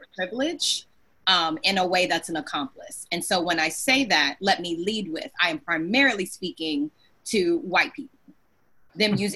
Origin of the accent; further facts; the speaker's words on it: the South, United States; I'm Southerner